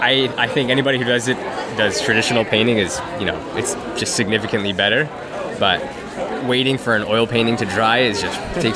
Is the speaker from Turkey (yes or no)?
no; Burlington, Ontario, Canada; I'm from Burlington, actually.